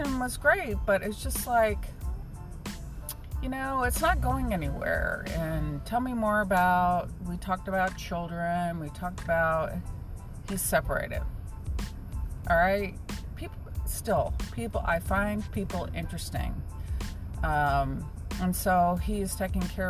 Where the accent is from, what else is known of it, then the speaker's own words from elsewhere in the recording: Fort Worth, Texas, United States; I'm from Fort Worth